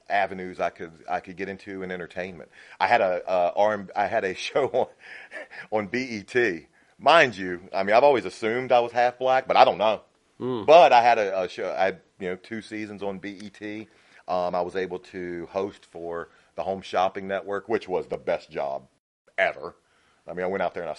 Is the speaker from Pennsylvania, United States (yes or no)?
no; Nashville, Tennessee, United States; I was born in 76. My birth mom, I was born in Nashville